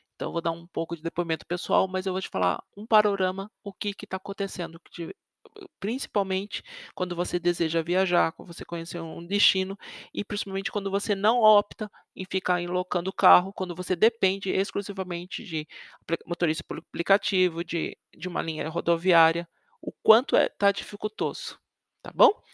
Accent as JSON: {"language": "Portuguese", "town": "Osasco", "region": "São Paulo", "country": "Brazil", "tie": "born or raised there", "lives_now": "Sorocaba, Brazil", "said": "eu nasci em São Paulo, cresci perto da divisa, eu morei em Osasco, eu cresci em Osasco, quase na divisa com São Paulo."}